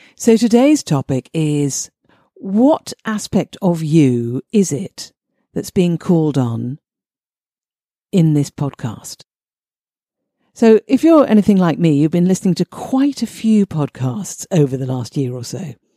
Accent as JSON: {"language": "English", "country": "United Kingdom", "said": "I'm British."}